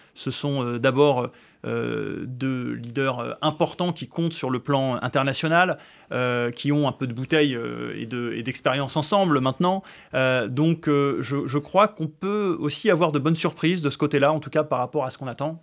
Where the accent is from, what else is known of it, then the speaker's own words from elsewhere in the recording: France; en tant que Français juifs